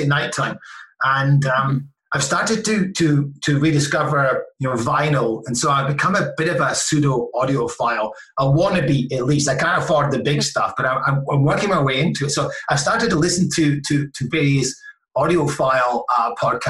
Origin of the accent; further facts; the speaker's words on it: Scotland, United Kingdom; I'm Scottish